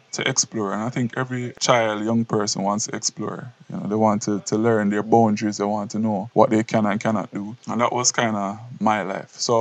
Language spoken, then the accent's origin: English; Portland Parish, Jamaica; I grew up in Portland, country youth